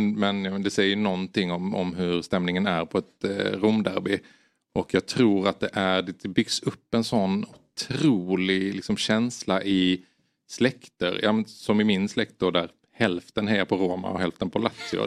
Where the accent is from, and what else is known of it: Sweden